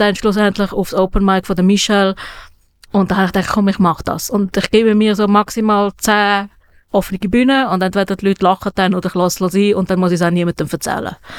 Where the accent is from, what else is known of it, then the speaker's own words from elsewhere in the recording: Switzerland; ich als ähm, Schweizer, weißer Schweizer